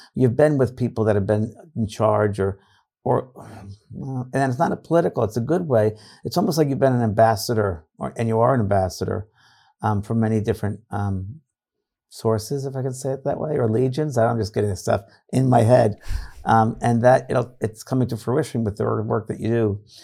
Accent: New York, United States; now in California, United States; I'm from New York

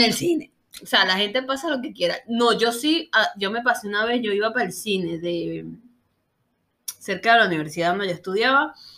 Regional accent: Caracas, Capital District, Venezuela; yo soy de Caracas, Venezuela

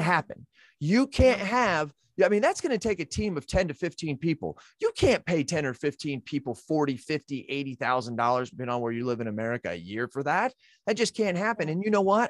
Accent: United States; I'm an American

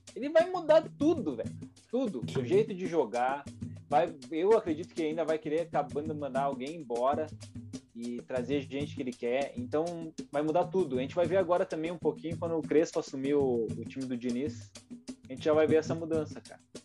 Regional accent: South Region, Brazil; a gente é aqui do Sul

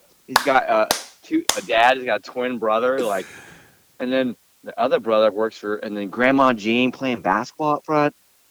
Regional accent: Lake Park, Georgia, United States; I grew up in Lake Park. It's like 2 miles over the Florida state line in Georgia.

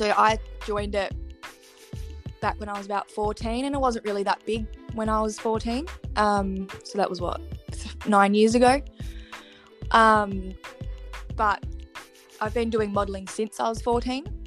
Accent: Perth, Western Australia, Australia; I'm from Perth.

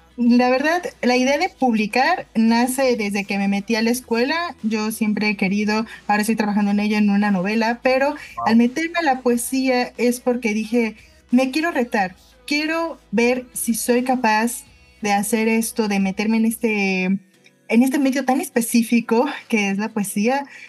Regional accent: Mexico City, Mexico; Yo soy de la Ciudad de México, aquí nací, crecí

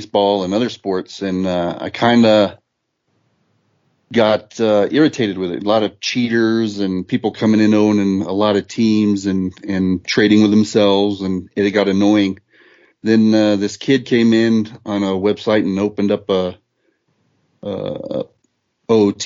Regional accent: El Paso, Texas, United States; I'm from El Paso, Texas. I was born and raised here

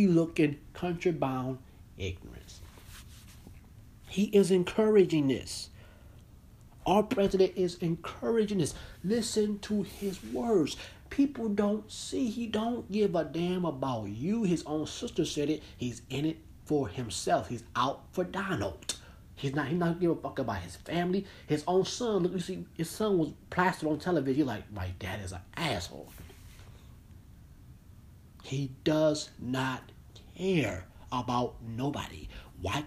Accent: United States; I'm an American citizen that I am American.

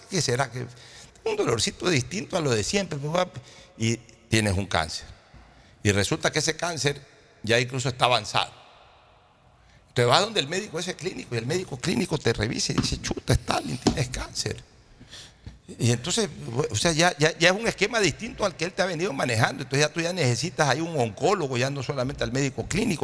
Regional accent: Ecuador; no somos tontos los ecuatorianos

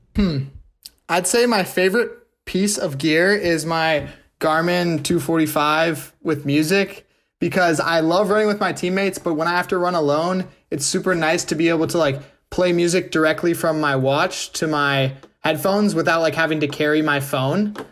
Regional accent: Wisconsin, United States; I'm from Wisconsin too

